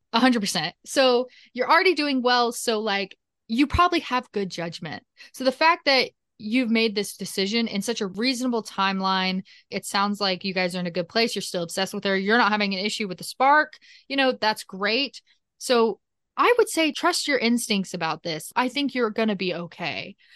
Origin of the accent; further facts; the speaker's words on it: Nashville, Tennessee, United States; I'm a podcaster from Nashville, Tennessee, which is in America